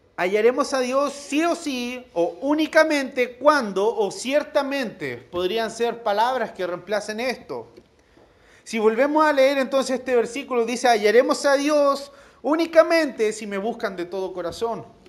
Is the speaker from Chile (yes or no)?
yes; La Serena, Coquimbo, Chile; yo soy de La Serena